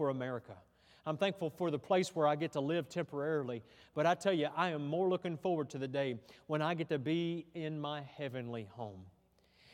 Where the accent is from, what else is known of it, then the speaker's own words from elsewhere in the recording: United States; I'm proud to be an American